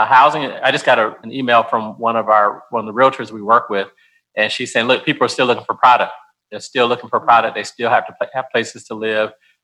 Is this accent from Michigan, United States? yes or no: yes; Detroit, Michigan, United States; moved away as an adult; also born or lived in North Carolina; now in Nashville, United States; I grew up in Detroit, Michigan, went to school in North Carolina.